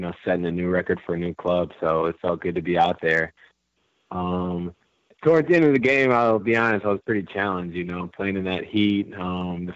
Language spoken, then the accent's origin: English; Chicago, Illinois, United States; also born or lived in Salt Lake City, Utah; now in Orlando, United States